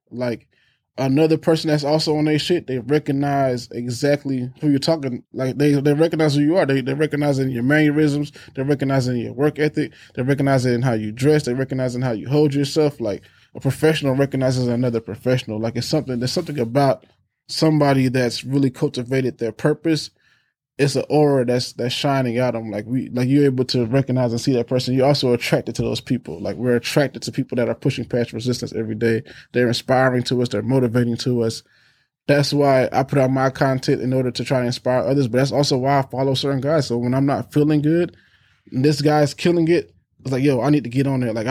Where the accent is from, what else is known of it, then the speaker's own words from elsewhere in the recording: Germany; born there; also born or lived in Maryland / Texas / California / Alabama; so I was born in Germany, went for, went to Maryland, and then we went to Texas.